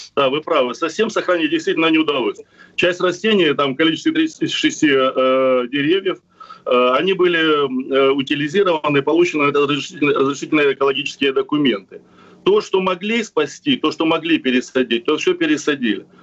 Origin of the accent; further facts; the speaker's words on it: Crimea, Ukraine; Я коренной крымчанин